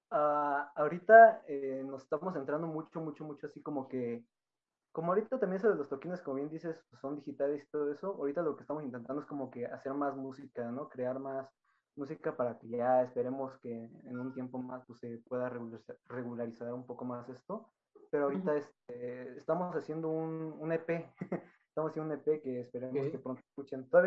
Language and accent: Spanish; Atizapán de Zaragoza, State of Mexico, Mexico; sí somos aquí de México, del, estado. del estado de México.